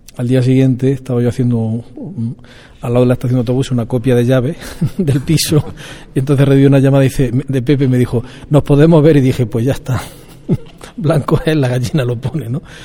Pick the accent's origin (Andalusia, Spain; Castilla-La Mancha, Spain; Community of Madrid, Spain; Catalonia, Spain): Andalusia, Spain; Vilches; yo nací en Jaén, en, perdón, en Vilches, provincia de Jaén, el 26 de mayo de 1961